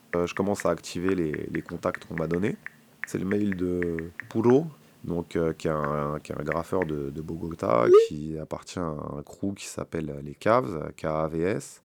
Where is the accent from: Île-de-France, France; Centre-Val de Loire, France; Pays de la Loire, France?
Île-de-France, France; Paris; chez nous à Paris